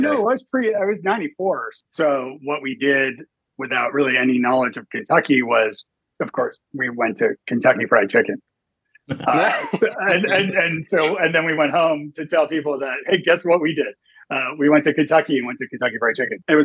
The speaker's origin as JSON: {"language": "English", "town": "Toronto", "region": "Ontario", "country": "Canada", "moved": "yes", "lives_now": "Nashville, United States", "said": "I'm from Toronto originally"}